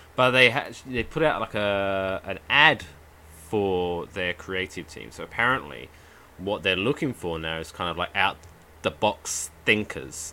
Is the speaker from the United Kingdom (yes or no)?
yes; England, United Kingdom; now in New Jersey, United States; I'm I'm English.